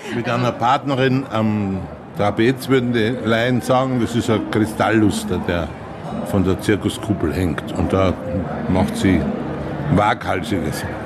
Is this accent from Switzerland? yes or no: no; Austria; ich bin ein Österreicher